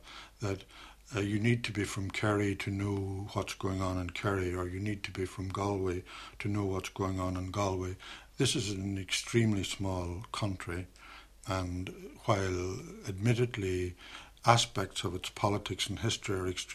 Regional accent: Derry, Northern Ireland, United Kingdom; I'm from Derry

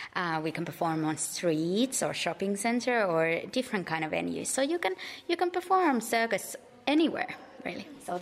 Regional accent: Finland; now in Galway, Ireland; I used to do circus as a hobby in my home country in Finland when I was about your age.

